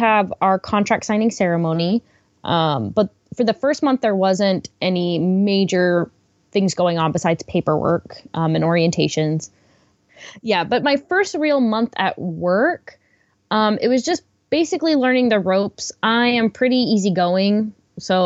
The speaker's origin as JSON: {"language": "English", "town": "Washington", "region": "District of Columbia", "country": "United States", "moved": "as an adult", "lives_now": "Japan", "said": "I'm from Washington, D.C. originally"}